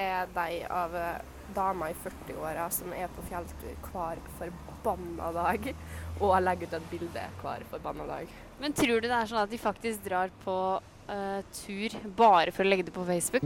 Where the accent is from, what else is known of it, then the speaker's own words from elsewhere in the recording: Vestfold, Norway; Jeg er ikke fra Gudbrandsdalen, jeg er fra eh, Vestfold.